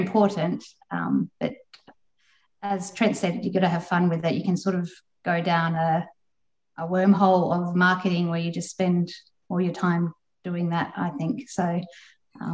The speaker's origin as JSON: {"language": "English", "town": "Perth", "region": "Western Australia", "country": "Australia", "said": "I'm from Perth, so the WA writing community is quite a strong community over here."}